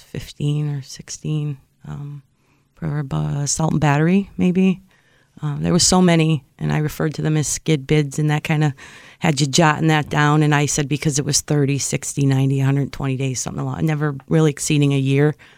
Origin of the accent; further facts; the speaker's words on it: Springfield, United States; I grew up in Springfield